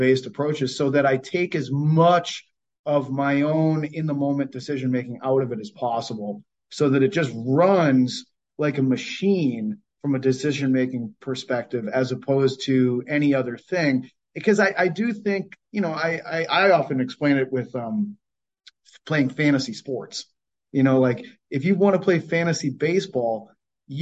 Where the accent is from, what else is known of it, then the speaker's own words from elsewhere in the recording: Cape Cod, Massachusetts, United States; where I grew up, I'm from Cape Cod, Massachusetts